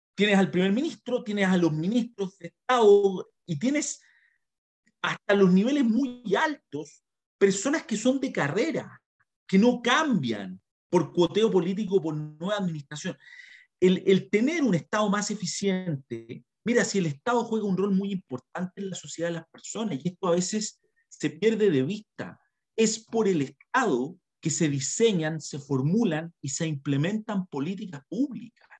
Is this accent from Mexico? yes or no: no; Chile; nosotros también como chilenos